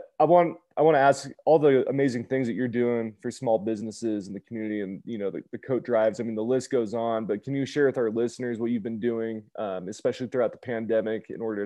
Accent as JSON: {"language": "English", "town": "Reno", "region": "Nevada", "country": "United States", "said": "we're from Reno"}